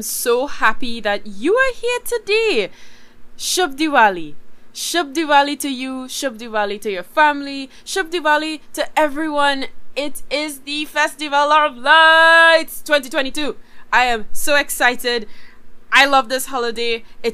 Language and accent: English; Trinidad & Tobago